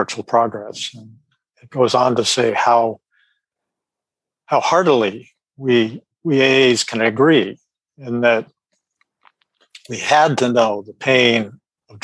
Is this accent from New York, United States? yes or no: no; Sacramento, California, United States; I'm from Sacramento, California.